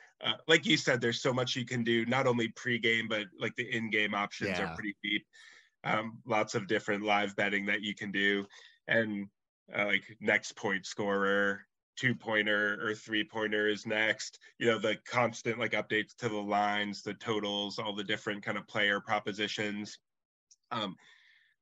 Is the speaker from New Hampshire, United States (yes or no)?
yes; New Hampshire, United States; moved away as an adult; also born or lived in Lowell, Massachusetts; now in Massachusetts, United States; I grew up in New Hampshire, but ever since college, I've lived in Mass.